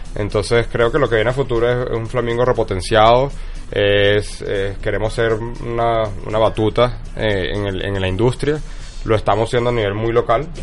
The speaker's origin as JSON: {"language": "Spanish", "country": "Venezuela", "also_born_or_lived": "Texas", "said": "me regresé a Venezuela"}